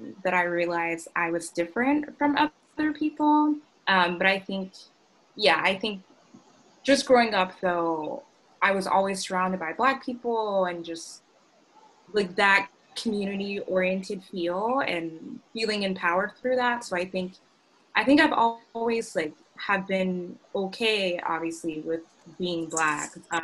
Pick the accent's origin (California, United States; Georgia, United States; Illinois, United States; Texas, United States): Georgia, United States; Augusta; I grew up in Augusta, Georgia, South Augusta